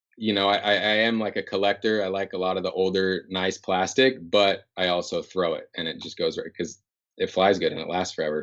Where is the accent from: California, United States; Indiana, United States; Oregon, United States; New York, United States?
California, United States; Northern; moved away as an adult; now in Seattle, United States; growing up in NorCal